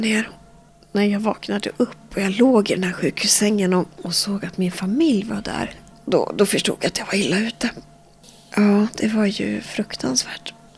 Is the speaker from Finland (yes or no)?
no; Västerås, Västmanland, Sweden; Jag är född och uppvuxen här i Västerås